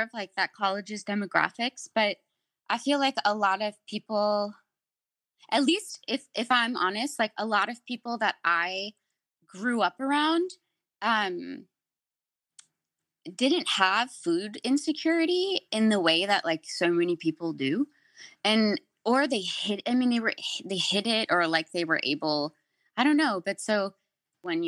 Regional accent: Michigan, United States; moved away as an adult; now in California, United States; I grew up in Michigan.

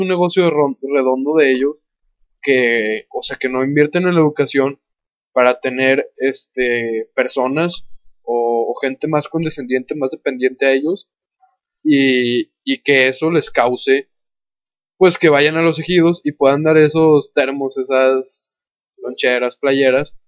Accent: Mexico; also born or lived in Torreón, Coahuila; como cultura, mexicana

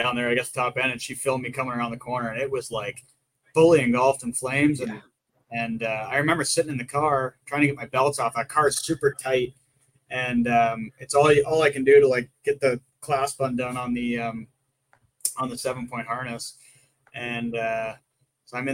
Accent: Ontario, Canada; accent: Canadian; I'm from Ontario

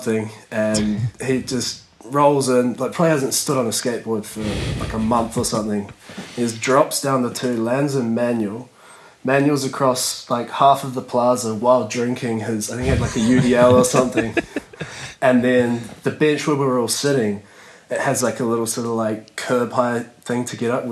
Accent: Auckland, New Zealand; moved away; also born or lived in near Manchester, England; I grew up in Auckland, New Zealand

